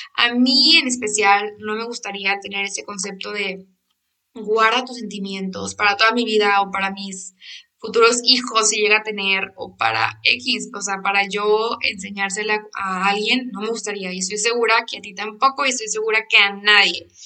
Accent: Monterrey, Nuevo León, Mexico; Yo soy de Monterrey

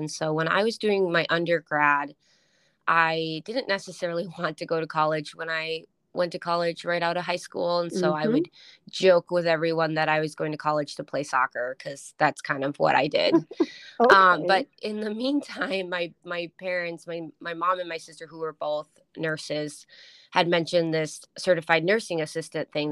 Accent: Duluth, Minnesota, United States; moved away as an adult; also born or lived in Colorado / Alaska; now in Seattle, United States; the hospital in my hometown in Duluth

